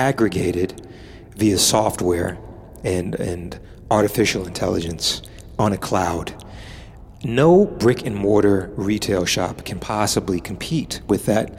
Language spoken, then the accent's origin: English; United States; now in Paris, France; I'm American